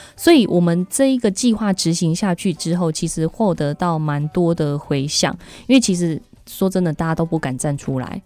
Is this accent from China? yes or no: no; Taichung, Taiwan; 我们台中人